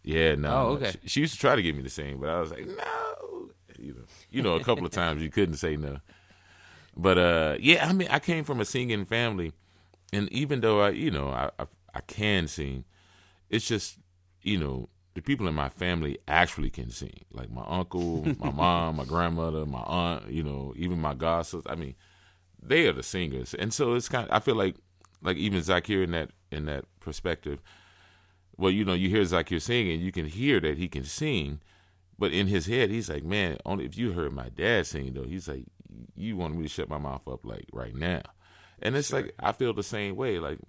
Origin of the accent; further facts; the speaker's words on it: Houston, Texas, United States; Yeah, I grew up in Houston.